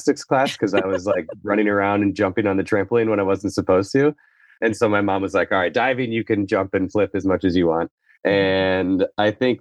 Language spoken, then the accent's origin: English; Midwest, United States; I grew up in the Midwest